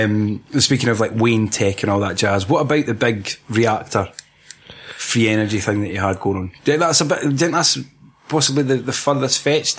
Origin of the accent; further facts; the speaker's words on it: Aberdeen, Scotland, United Kingdom; I'm from Aberdeen. Aye.